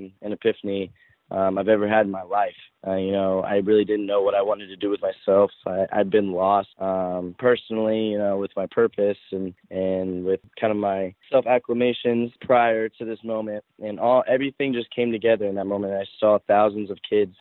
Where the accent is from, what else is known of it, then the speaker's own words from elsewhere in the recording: the South, United States; now in Los Angeles, United States; I grew up in the South